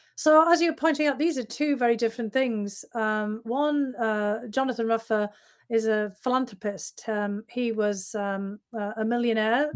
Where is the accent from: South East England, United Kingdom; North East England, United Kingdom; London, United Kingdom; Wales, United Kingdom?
North East England, United Kingdom; Bishop Auckland; moved away; I was always going back to my hometown even after I'd left to go back and visit